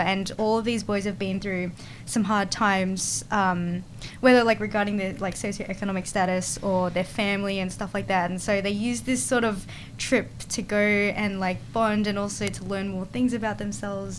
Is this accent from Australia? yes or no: yes; Australia; us in Australia